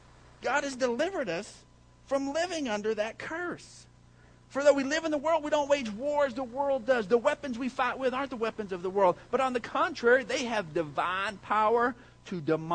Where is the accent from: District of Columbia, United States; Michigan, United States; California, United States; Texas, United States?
Texas, United States; Odessa; I grew up and lived in Odessa, Texas.